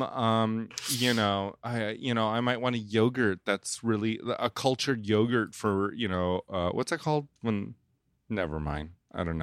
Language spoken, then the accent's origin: English; Indonesia; I'm from Indonesia. We eat weird stuff